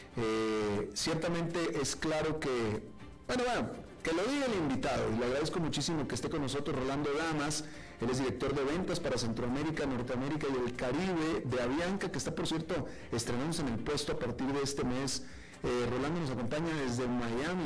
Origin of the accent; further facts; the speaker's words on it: Monterrey, Nuevo León, Mexico; now in Costa Rica; Yo soy de Monterrey